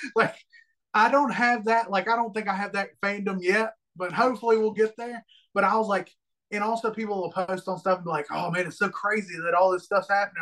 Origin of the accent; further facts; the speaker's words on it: Alabama, United States; I'm from Alabama